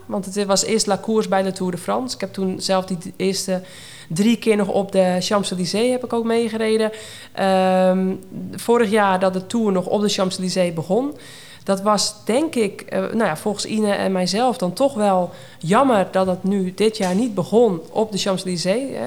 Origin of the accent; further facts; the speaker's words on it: Netherlands; als Hollander